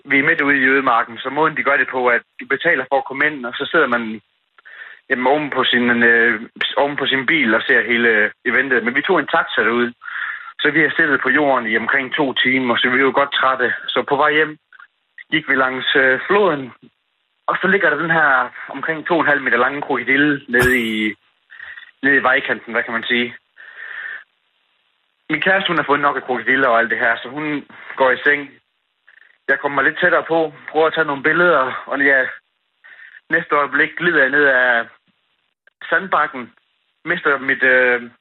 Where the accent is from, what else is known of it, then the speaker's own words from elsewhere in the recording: Vejle, Southern Denmark, Denmark; accent: Jutlandic; Ja, jeg er fra Vejle, en lille by, der hedder ja, Vejle.